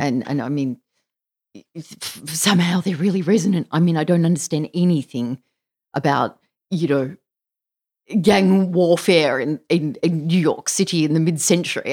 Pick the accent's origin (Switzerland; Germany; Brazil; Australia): Australia; an Australian child of the nineteen seventies and eighties